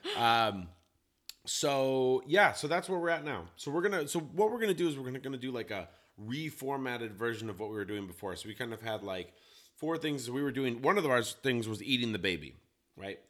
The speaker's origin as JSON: {"language": "English", "region": "Colorado", "country": "United States", "tie": "born or raised there", "moved": "yes", "lives_now": "Portland, United States", "said": "I grew up in Colorado where it's like sunny"}